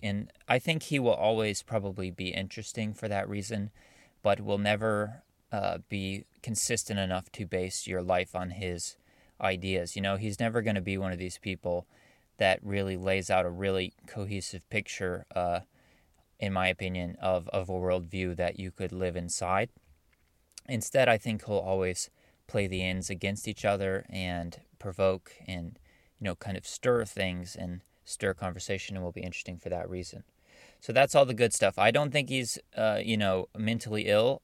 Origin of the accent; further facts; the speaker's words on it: United States; I am an American